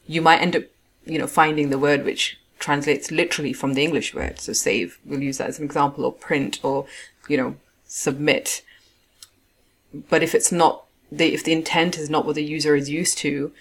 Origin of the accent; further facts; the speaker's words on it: Pakistan; I'm Pakistani